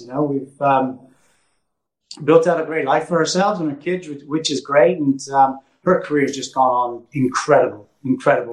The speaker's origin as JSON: {"language": "English", "country": "Canada", "moved": "yes", "lives_now": "England"}